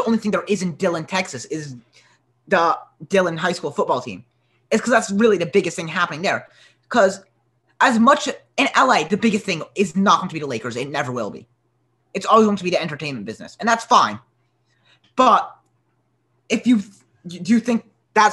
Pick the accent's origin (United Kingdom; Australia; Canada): United Kingdom; now in United States; I'm British.